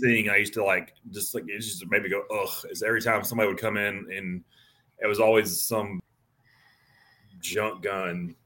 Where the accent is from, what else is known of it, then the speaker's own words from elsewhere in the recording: Montgomery, Alabama, United States; moved away as an adult; now in Florida, United States; I'm from Montgomery, Alabama